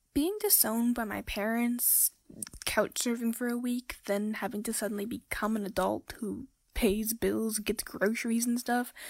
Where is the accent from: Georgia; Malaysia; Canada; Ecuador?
Canada; Nova Scotia; I'm 17 years old and I'm from Nova Scotia, Canada.